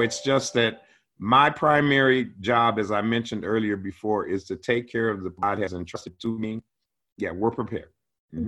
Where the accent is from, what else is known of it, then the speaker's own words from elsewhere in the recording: Cleveland, Ohio, United States; now in Spokane, United States; I'm an Ohio boy. Yeah, born and raised in Cleveland